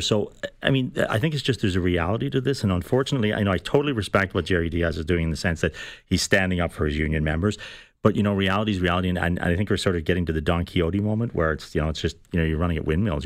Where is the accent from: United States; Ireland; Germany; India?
Ireland; now in Canada; I'm Irish. I came from Ireland. We, I came here in the nineteen seventies.